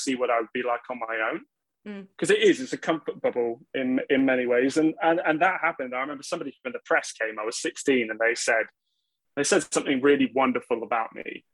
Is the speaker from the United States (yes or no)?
no; Gloucestershire, South West England, United Kingdom; also born or lived in Oxford / Newbury; in 2000, we moved away from Newbury to Gloucestershire.